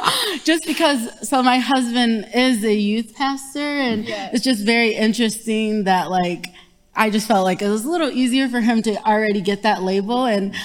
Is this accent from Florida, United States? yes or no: no; Grand Rapids, Michigan, United States; now in Flint, United States; Right now I'm serving in Flint. I'm from Grand Rapids, but serving in Flint.